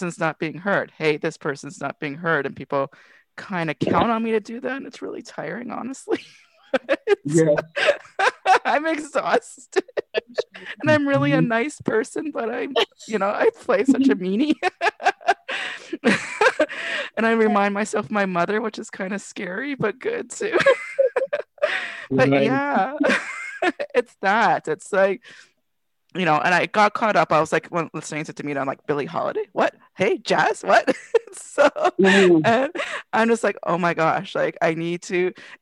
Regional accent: Toronto, Ontario, Canada; I grew up in Regent Park

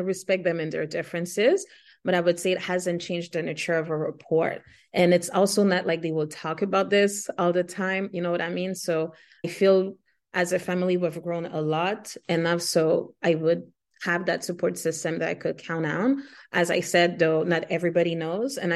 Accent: Haiti; first language Haitian Creole; English is a second language; my native Afro indigenous language is Haitian Creole, second is French, and then third English. I grew up around Spanish as well because when my parents were fleeing the country, they lived in Dominican Republic as well.

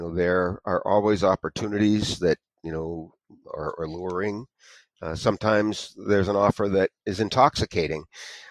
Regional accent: Erie, Pennsylvania, United States; moved away as an adult; now in Ellicottville, United States; I was born in Erie, Pennsylvania

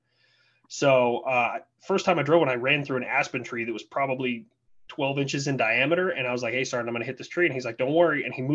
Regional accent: Colorado, United States; moved away as an adult; I was originally from Colorado

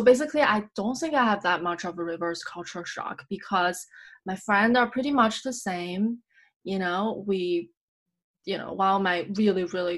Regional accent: United States; oh, I'm so American about this. But yeah. I think I have created myself this bubble or I have been living in this bubble where being American is okay.

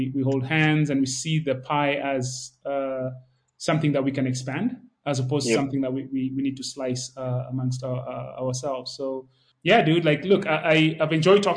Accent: Nairobi, Kenya; moved away; also born or lived in Silicon Valley; I grew up in Nairobi

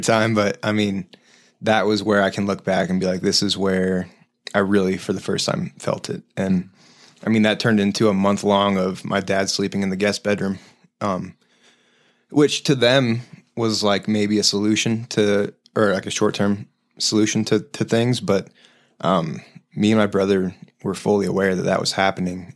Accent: Denver, Colorado, United States; also born or lived in Highlands Ranch; I was born here, in Denver

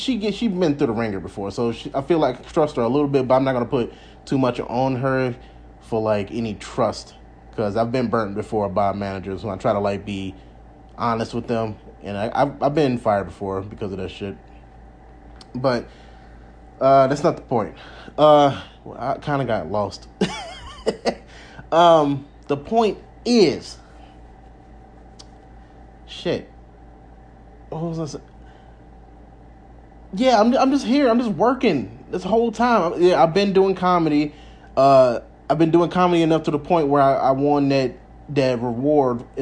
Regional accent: Alabama, United States; born or raised there; moved away as an adult; now in Las Vegas, United States

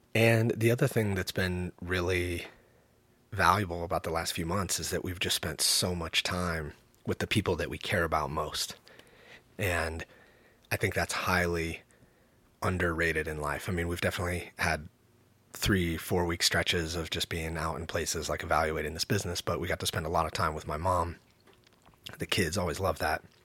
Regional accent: the Northwest, Pacific Northwest, United States; growing up in the Northwest in the nineties, eighties and nineties

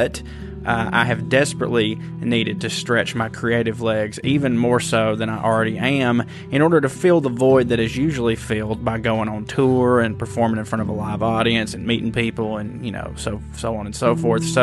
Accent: Chickamauga, Georgia, United States; my hometown of Chickamauga, Georgia

